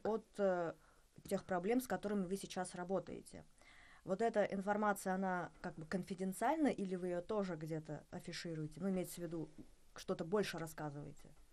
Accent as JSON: {"language": "Russian", "region": "Bashkortostan", "country": "Russia", "said": "я из Башкортостана"}